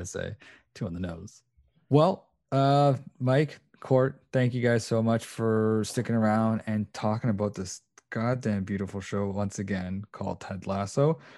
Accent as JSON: {"language": "English", "country": "Canada", "also_born_or_lived": "Portugal", "said": "I am, uh, Portuguese and Canadian"}